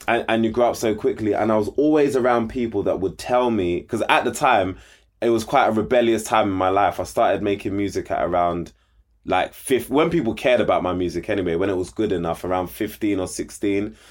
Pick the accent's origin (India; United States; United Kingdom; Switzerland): United Kingdom; London; grew up in Southeast London, like you said. Grew up in Peckham